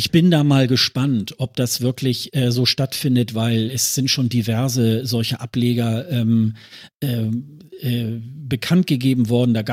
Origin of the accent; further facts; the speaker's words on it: Germany; da habe ich so gedacht, das muss ich als Deutscher, muss ich das machen, wenn ich hier schon in der Nähe bin.